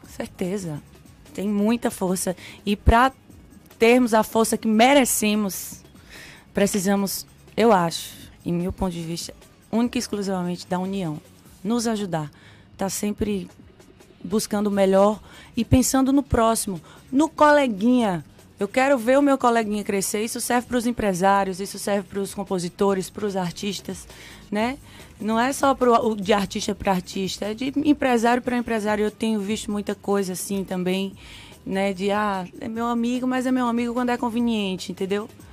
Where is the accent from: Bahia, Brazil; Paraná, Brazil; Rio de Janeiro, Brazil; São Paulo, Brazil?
Bahia, Brazil; Sobradinho; also born or lived in Pernambuco; now in Salvador, Brazil; nasci em Pernambuco, cresci aqui na Bahia, no interior da Bahia, em Sobradinho. Uhum. E a minha infância toda foi lá.